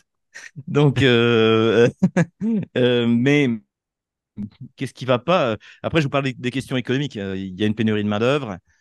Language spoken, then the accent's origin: French; Troyes, Grand Est, France; moved away as an adult; now in Moscow, Russia; moi, je suis de, de Troyes, donc, euh, c'est une petite ville, euh, de soixante mille habitants à, à cent cinquante kilomètres de Paris à l'est, c'est dans la Champagne